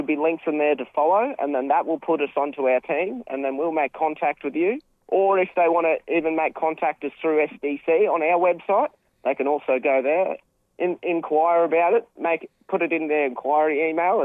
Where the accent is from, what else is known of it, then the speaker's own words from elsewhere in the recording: Cairns, Queensland, Australia; now in Sunshine Coast, Australia; we originally are from Cairns. I was born in Cairns Base Hospital, and so we started growing up there. But we moved to the Sunshine Coast a little while ago.